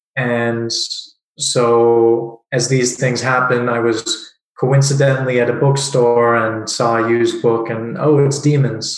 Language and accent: English; Southern California, United States; moved away as an adult; now in Prague, Czech Republic; I grew up in Southern California